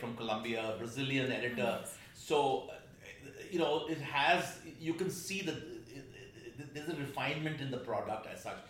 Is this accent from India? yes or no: yes; India; as an Indian